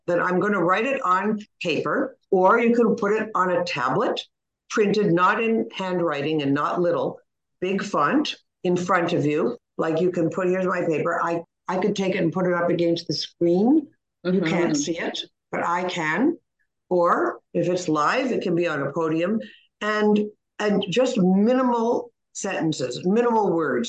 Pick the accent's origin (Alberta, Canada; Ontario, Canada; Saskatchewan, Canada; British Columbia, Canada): Ontario, Canada; Toronto; I'm from Toronto